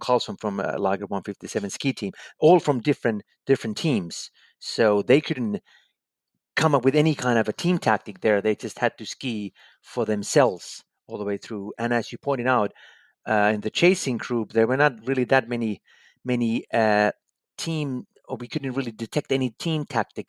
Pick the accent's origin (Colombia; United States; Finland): Finland; my home country, Finland